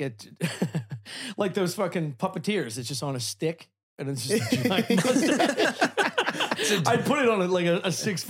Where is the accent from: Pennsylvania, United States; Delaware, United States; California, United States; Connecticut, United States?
Pennsylvania, United States; Delaware County; There is a Kent Park in Delco that I grew up in.